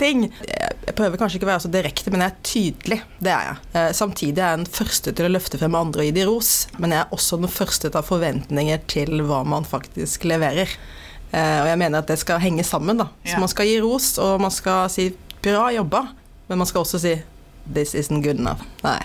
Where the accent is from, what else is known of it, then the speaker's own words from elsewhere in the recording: Paris, Île-de-France, France; now in Norway; jeg er jo da født og oppvokst i Frankrike, i ja. Paris faktisk.